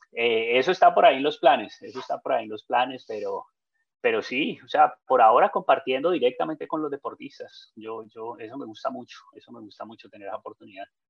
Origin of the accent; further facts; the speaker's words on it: Colombia; yo como colombiano